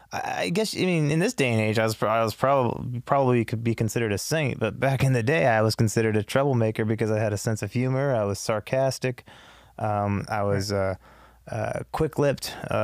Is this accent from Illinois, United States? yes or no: no; Los Angeles, California, United States; I was born here in L.A. at Cedars.